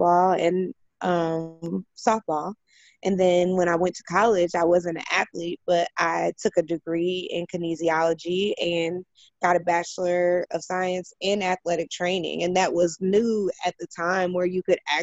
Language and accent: English; Indianapolis, Indiana, United States; also born or lived in California; I was born and raised in Indianapolis